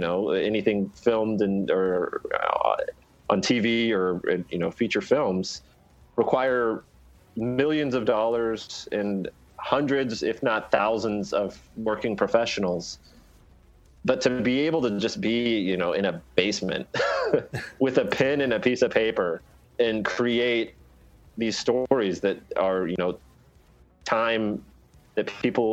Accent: United States; As an American

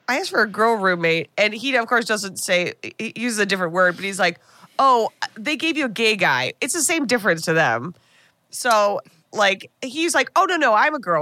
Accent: United States; as an American

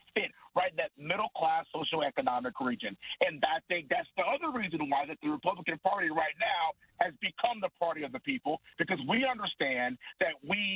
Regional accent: Texas, United States; we're all from Texas

